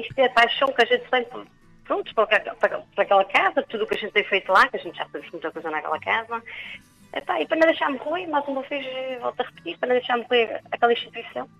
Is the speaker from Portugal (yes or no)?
yes; Vila Nova, Azores, Portugal; now in São Sebastião, Portugal; sou da Vila Nova.